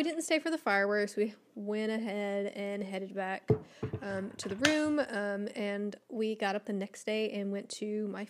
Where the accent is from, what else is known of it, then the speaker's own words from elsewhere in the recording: Texas, United States; coming from a Texan.